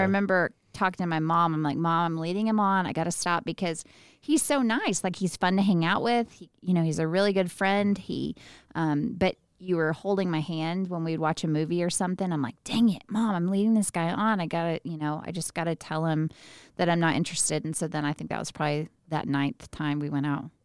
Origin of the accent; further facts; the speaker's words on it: Midland, Texas, United States; I was born and raised in Midland, where we live now